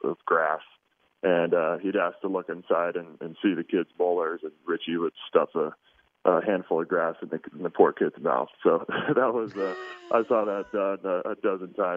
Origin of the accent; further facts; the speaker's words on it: Oregon, United States; I was born and raised in Oregon, but grew up on kind of the other side of the mountain range